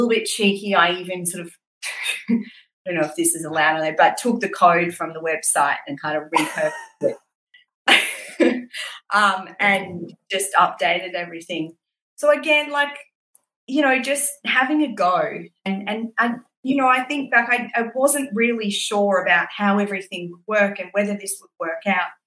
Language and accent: English; Brisbane, Queensland, Australia; moved away; also born or lived in London; I grew up in Brisbane and went to school in Brisbane